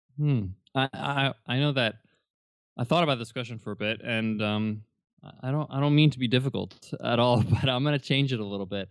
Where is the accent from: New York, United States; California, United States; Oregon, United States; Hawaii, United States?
New York, United States; I was born and raised in New York